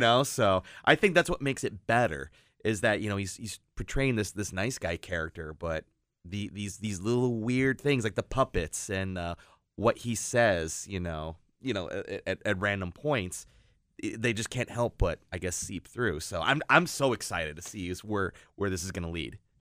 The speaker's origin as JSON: {"language": "English", "town": "Perrysburg", "region": "Ohio", "country": "United States", "tie": "born or raised there", "said": "I grew up in Perrysburg"}